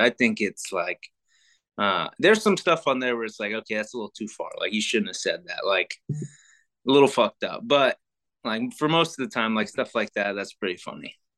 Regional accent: Sacramento, California, United States; I'm from Sacramento

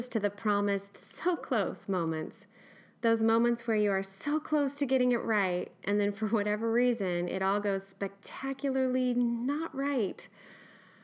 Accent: Eugene, Oregon, United States; West Coast, born and raised in Eugene, Oregon girl

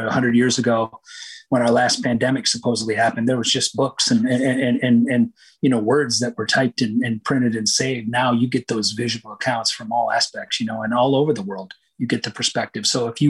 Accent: Michigan, United States; And then again, I grew up on the Great Lakes. So Michigan played a big, big role in probably, you know, who I ended up becoming as a musician.

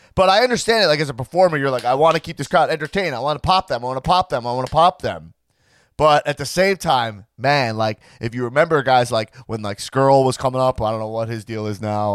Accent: Long Island, New York, United States; I'm a Long Island guy

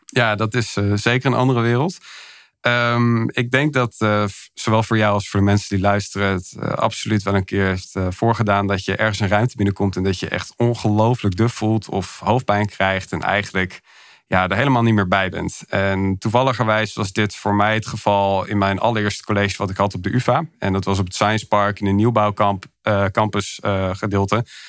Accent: Hilversum, North Holland, Netherlands; also born or lived in Milan; Ik kom oorspronkelijk uit Hilversum, geboren en getogen daar

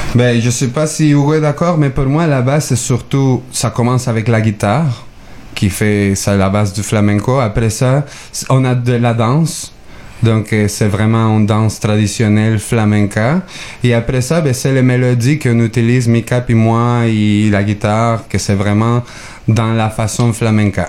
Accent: Mexico; now in Quebec, Canada; je viens du Mexique

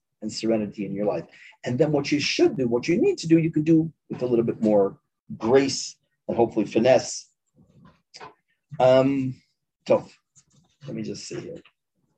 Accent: Chicago, Illinois, United States; moved away as an adult; now in Ma'ale Adumim, Israel; Born and bred in Chicago.

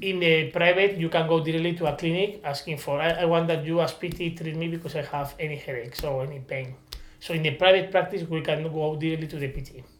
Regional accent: Spain; English is a second language; I came from Spain, so English is not my first language

